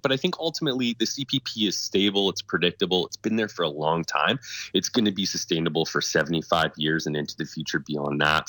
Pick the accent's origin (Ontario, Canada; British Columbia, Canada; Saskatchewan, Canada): Saskatchewan, Canada; now in Alberta, Canada; my dad, you know, moved us out to Saskatchewan when we were two years old because things really turned down in, in 1986 here in Alberta, and then we came back, um, you know, and I'm, you know, proudly born but raised in Saskatchewan and then came back to Alberta.